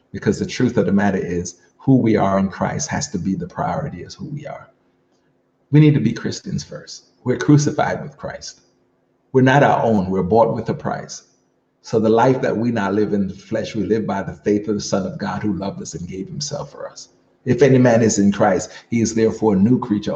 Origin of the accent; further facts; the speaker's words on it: Jamaica; now in New Jersey, United States; an American of Jamaican birth, also Jamaican, always will be